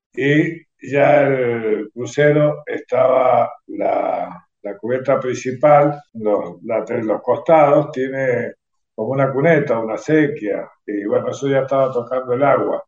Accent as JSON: {"language": "Spanish", "region": "Mendoza", "country": "Argentina", "tie": "born or raised there", "also_born_or_lived": "Caucete, San Juan, Argentina", "said": "nací en Caucete, San Juan, en 1959 a los ocho años de estar viviendo en Caucete, eh, toda la familia se trasladó a Mendoza y bueno, desde esa fecha, bueno, sigo en Mendoza, soy un mendocino por adopción"}